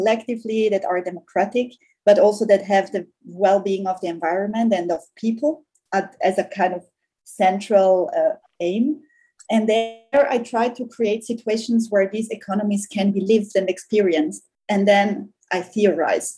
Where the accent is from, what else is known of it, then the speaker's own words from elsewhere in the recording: South Tyrol, Trentino-Alto Adige, Italy; I grew up in a small village in South Tyrol.